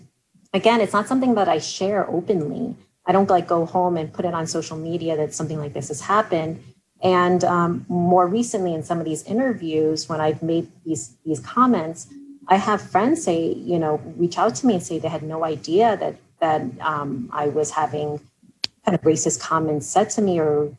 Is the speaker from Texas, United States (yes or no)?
no; New York, United States; growing up in New York